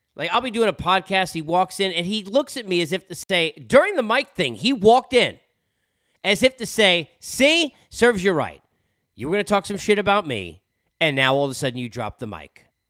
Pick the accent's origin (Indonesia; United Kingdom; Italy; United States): United States; New York; also born or lived in Los Angeles; now in Atlanta, United States; growing up in New York